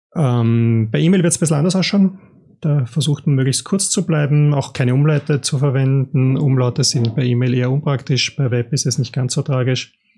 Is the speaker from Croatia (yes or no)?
no; Austria; ich als Österreicher